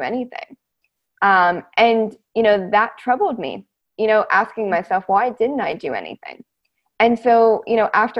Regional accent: United States; also born or lived in Edinburgh, Scotland; being in Scotland as an American citizen

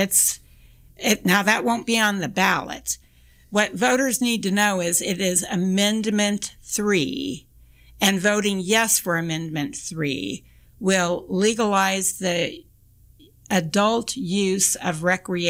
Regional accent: Kansas, United States; I'm from Kansas

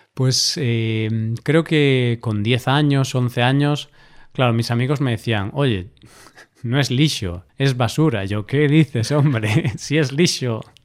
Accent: Galicia, Spain; first language Galician and Spanish; Yo crecí en Galicia, vivo en Galicia, eh, soy nativo en gallego y en español

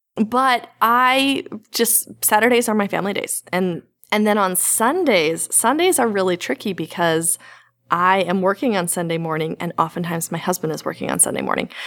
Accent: the Bible Belt, United States; I grew up in the Bible Belt

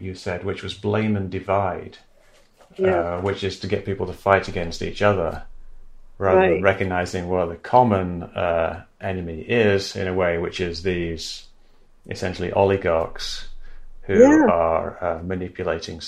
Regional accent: England, United Kingdom; moved away; I grew up in England

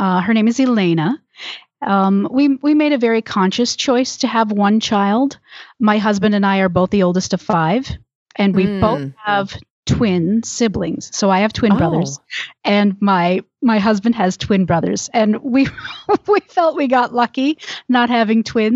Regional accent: Michigan, United States; moved away as an adult; also born or lived in Georgia; now in Tucson, United States; I'm originally from Michigan, but now I live in Tucson, Arizona, and I have lived in Tucson since 1998.

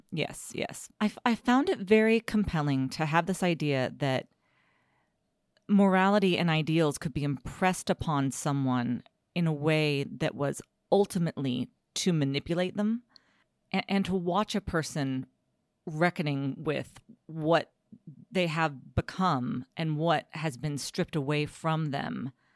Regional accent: United States; my American high school education

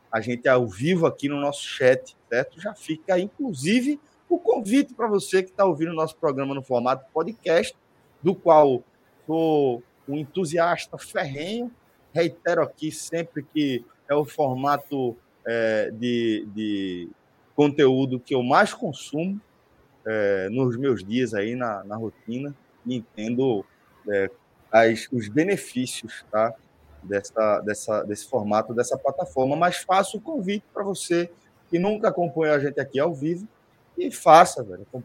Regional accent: Northeast Region, Brazil; Acho que está nas nossas raízes aí, enquanto nordestinos, essa permanente criatividade, reinvenção e essa permanente resistência.

